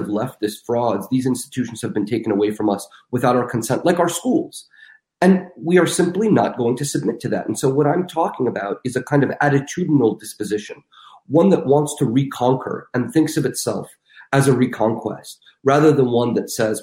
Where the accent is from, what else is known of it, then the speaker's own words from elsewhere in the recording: Russia; moved away; I'm from Russia. I was born in Russia.